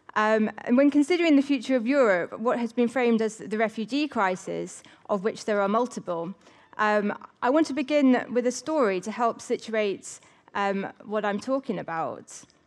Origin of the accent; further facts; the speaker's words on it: England, United Kingdom; I am English, yet not fully.